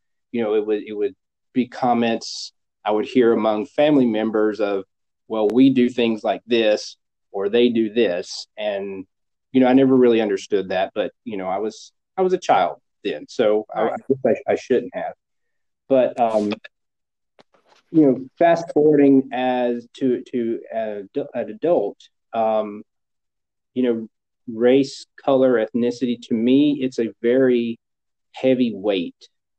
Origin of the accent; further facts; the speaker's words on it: North Carolina, United States; Yeah, well, growing up, I grew up in a small town, and the town, you know, think